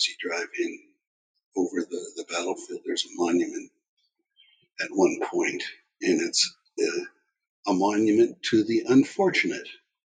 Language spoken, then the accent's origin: English; Canada; And the fact that I'm Canadian, it doesn't bias me to favor one side over the other.